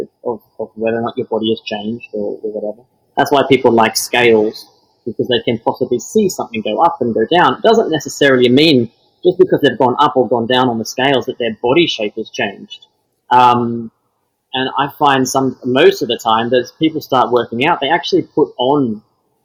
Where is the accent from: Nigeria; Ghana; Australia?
Australia; Melbourne, Victoria; moved away as an adult; now in United Kingdom; Born and raised in Australia